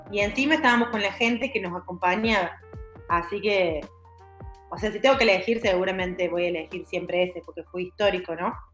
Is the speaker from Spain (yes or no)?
no; Argentina; Todas hicieron lo mismo, pero ustedes como Argentina, nosotros tenemos esto, de esto que estás hablando vos, ¿no?